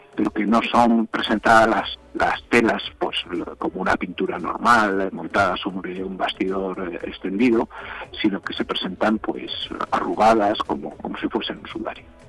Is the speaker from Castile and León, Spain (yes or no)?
yes; Zamora, Castile and León, Spain; yo sea zamorano